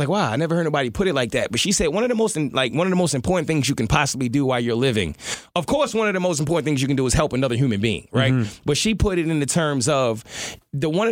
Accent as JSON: {"language": "English", "town": "New York City", "region": "New York", "country": "United States", "said": "I'm from East New York. It's only one pool in Brooklyn"}